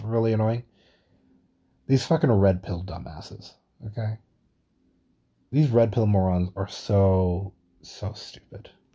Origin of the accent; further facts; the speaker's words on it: New York, United States; Being a New Yorker